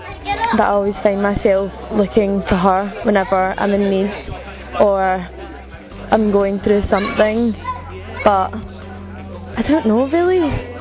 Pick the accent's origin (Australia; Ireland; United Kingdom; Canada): United Kingdom; Scotland; I'm from Scotland and I'm 16